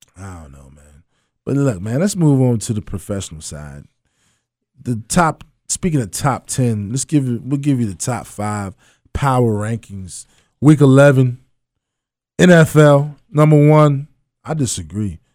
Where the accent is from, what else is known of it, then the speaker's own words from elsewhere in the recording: Annapolis, Maryland, United States; moved away; I was raised in Annapolis, Maryland.